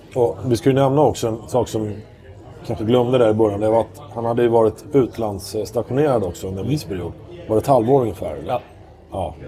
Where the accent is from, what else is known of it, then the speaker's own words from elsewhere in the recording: Stockholm, Stockholm County, Sweden; jag menar jag är ju stockholmare